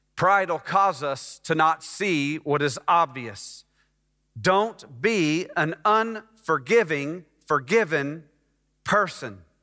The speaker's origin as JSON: {"language": "English", "town": "Dallas", "region": "Texas", "country": "United States", "tie": "born or raised there", "also_born_or_lived": "Scottsdale, Arizona / Phoenix, Arizona", "said": "I moved from Phoenix to Dallas to live with them"}